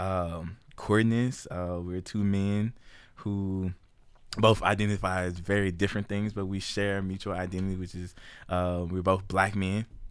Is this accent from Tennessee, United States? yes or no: yes; Memphis, Tennessee, United States; moved away as an adult; now in Kansas, United States; Memphis born and raised, nine oh one represent.